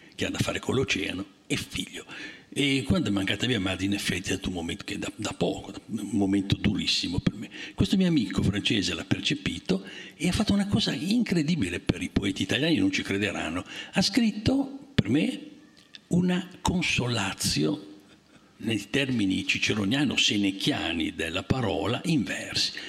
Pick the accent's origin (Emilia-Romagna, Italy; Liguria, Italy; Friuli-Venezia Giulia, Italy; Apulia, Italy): Liguria, Italy; io come Ligure